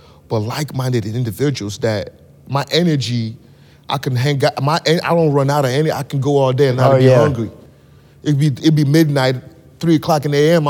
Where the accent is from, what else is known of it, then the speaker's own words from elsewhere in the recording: Nigeria; also born or lived in San Diego; now in Dallas, United States; I grew up in Nigeria